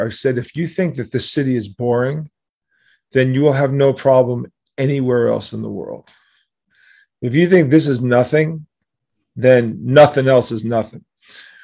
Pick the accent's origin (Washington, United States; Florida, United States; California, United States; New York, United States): New York, United States; New York City; Yes, I am.